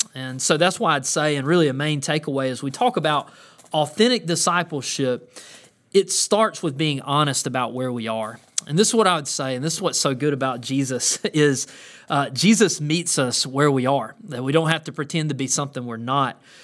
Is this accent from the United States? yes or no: yes; the South, United States; growing up in the South